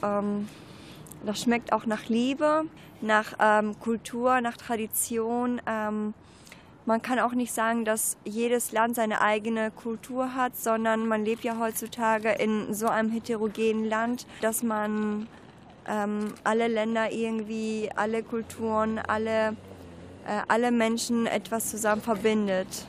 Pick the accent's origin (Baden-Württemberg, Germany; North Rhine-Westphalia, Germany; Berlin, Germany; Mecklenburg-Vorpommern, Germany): North Rhine-Westphalia, Germany; Minden; also born or lived in Greece; ich komme aus, ursprünglich aus Griechenland, ähm, bin aber hier aufgewachsen